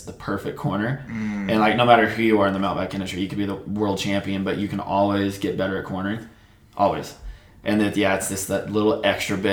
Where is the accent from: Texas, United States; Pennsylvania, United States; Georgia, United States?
Texas, United States; Amarillo; moved away as an adult; also born or lived in Winter Park, Colorado; now in Golden, United States; born and raised here in Amarillo, over in pretty much Bushland